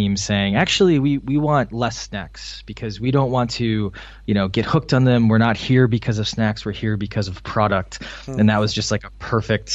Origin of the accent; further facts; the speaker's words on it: Wisconsin, United States; moved away as an adult; also born or lived in Illinois; now in Boston, United States; I'm from Wisconsin, which for any international listeners, that's kind of in the middle of the U.S. A lot of dairy farms. So I grew up kind of in that area